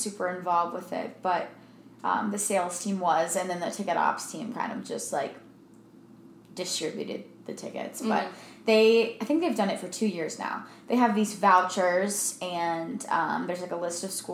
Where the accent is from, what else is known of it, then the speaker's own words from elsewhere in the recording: Maryland, United States; now in Arizona, United States; I'm from Maryland